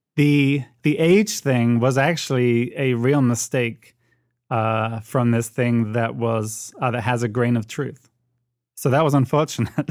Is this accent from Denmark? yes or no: no; United Kingdom; accent: British; moved away as an adult; now in United States; the British accent